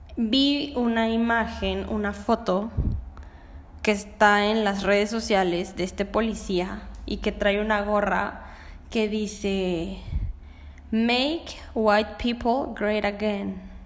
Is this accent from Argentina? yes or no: no; Mexico; porque yo soy mexicana